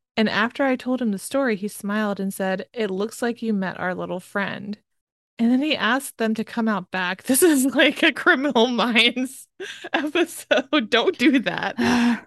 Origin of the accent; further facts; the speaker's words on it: Maryland, United States; I'm technically from the North, but it's really the South. Maryland is considered